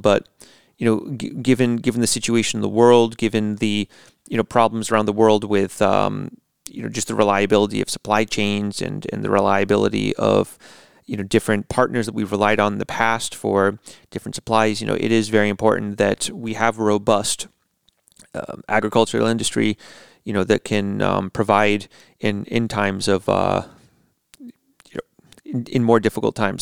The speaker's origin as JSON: {"language": "English", "country": "United States", "moved": "as an adult", "lives_now": "Latvia", "said": "as an American"}